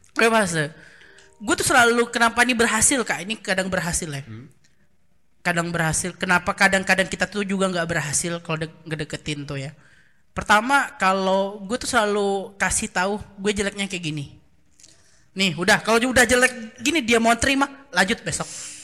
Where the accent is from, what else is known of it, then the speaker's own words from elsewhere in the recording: Baturaja, South Sumatra, Indonesia; moved away; kami kan dari Baturaja